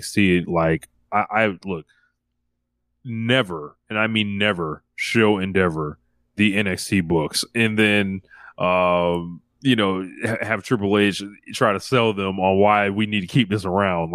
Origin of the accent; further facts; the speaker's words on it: United States; we're American